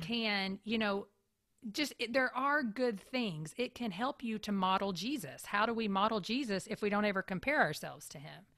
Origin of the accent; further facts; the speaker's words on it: Kentucky, United States; also born or lived in Tampa, Florida; now in Raleigh, United States; I grew up in Kentucky where you have very much four very distinct seasons.